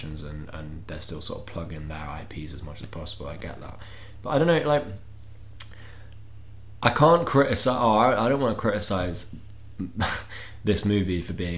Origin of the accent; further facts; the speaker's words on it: England, United Kingdom; We're English